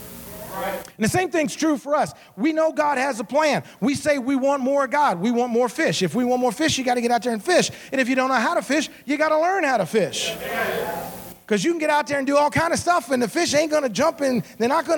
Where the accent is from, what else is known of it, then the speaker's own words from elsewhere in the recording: Memphis, Tennessee, United States; also born or lived in Savannah, Georgia / Southaven, Mississippi; I was born in Georgia, Savannah, Georgia. At age 5, I moved to Memphis, Tennessee. So I grew up in Memphis, Tennessee